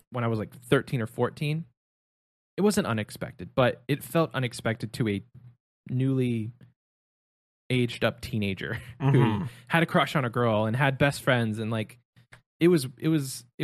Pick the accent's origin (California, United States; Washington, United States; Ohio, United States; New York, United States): Ohio, United States; growing up in Ohio